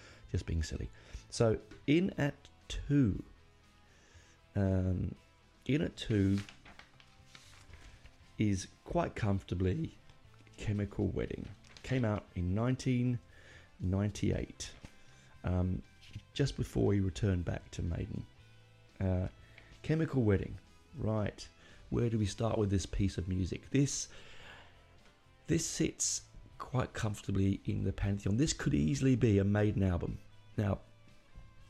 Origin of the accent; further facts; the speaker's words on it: United Kingdom; being British